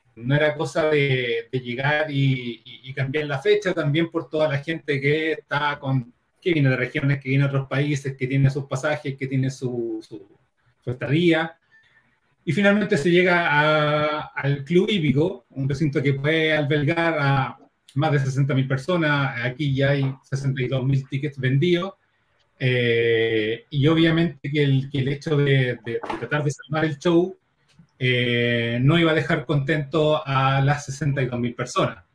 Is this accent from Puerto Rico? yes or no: no; Chile; aquí en Chile